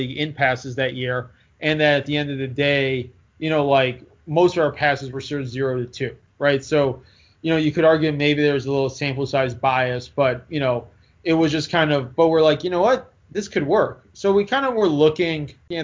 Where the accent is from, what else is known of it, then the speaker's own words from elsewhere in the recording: Chicago, Illinois, United States; I'm from Chicago